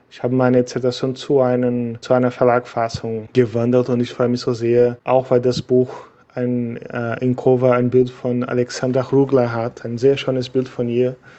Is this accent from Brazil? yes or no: yes; Brazil; German is a second language; moved away as an adult; also born or lived in Germany; weil ich seit äh, November zurück in meinem Heimatland Brasilien lebe. Ich habe acht Jahre in Deutschland gelebt